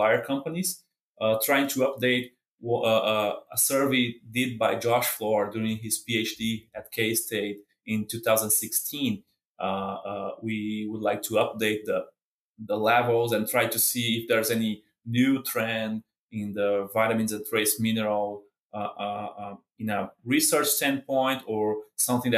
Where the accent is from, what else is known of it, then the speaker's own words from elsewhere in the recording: Brazil; moved away as an adult; now in Kansas, United States; I'm from Brazil